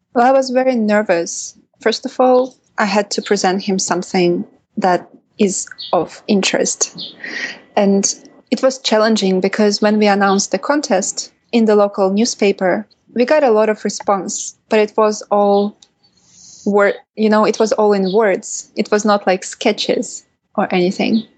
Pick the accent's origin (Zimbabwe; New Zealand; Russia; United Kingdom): Russia; Kaliningrad Oblast; I was born in Kaliningrad, which is a city in Western Russia or Eastern Europe.